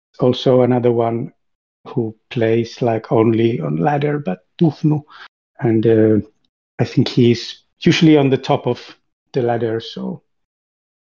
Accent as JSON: {"language": "English", "country": "Finland", "said": "I'm from Finland"}